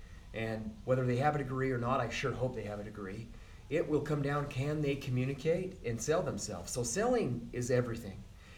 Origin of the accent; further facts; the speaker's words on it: Utah, United States; I'm from Sanpete County.